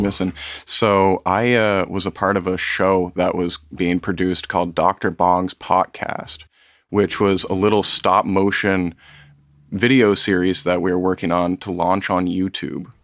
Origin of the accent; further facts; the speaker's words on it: Vermont, United States; growing up in Vermont, we've got a lot of small towns